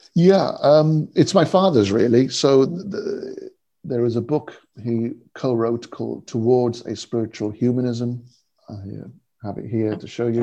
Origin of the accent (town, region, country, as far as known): United Kingdom; born or raised there; also born or lived in India